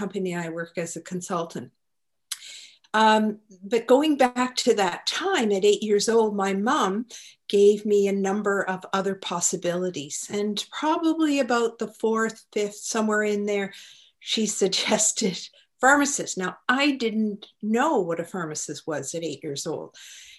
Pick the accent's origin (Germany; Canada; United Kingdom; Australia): Canada; Halifax, Nova Scotia; I'm an East Coaster. I was born in Halifax